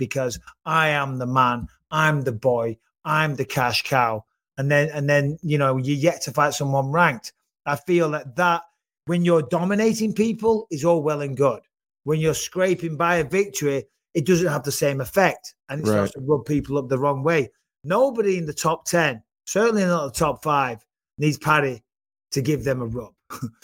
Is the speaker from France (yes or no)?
no; United Kingdom; I'm British